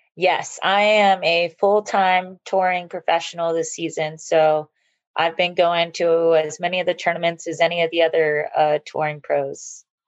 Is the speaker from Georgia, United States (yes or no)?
yes; Georgia, United States; also born or lived in California; I was born in California, but I've lived in Georgia since I was 10